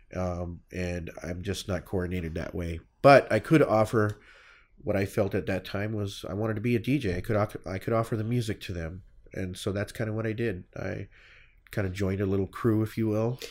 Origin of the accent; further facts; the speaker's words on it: Phoenix, Arizona, United States; I loved my home